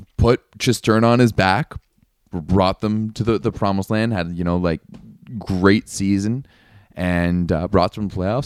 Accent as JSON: {"language": "English", "country": "Canada", "said": "I'm Canadian. We're sitting pretty up here"}